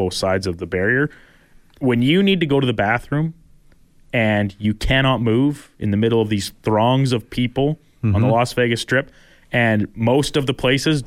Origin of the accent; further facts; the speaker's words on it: Delburne, Alberta, Canada; moved away as an adult; also born or lived in Fort Saskatchewan; now in Edmonton, Canada; I'm not from Fort Saskatchewan. I'm from Delburn, obviously.